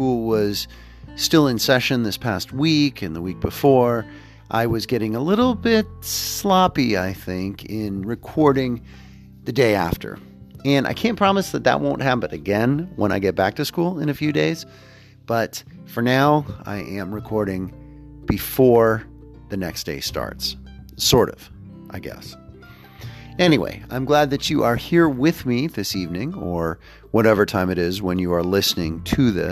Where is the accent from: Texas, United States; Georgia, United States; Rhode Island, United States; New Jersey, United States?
Texas, United States; Houston; also born or lived in Pittsburgh, Pennsylvania; My childhood growing up in Houston, Texas